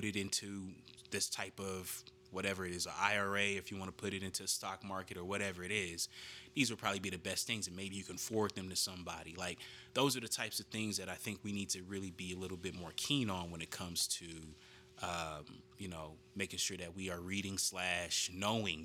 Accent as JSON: {"language": "English", "town": "Denver", "region": "Colorado", "country": "United States", "tie": "born or raised there", "said": "We grew up in Denver"}